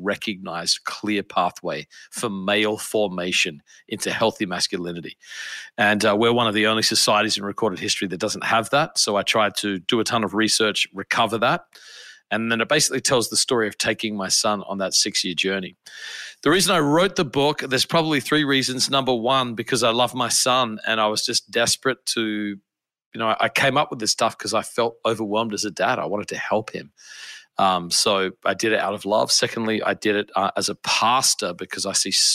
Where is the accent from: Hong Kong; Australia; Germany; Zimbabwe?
Australia; Adelaide, South Australia; moved away as an adult; now in United States; I am originally from Australia. I grew up in a city called Adelaide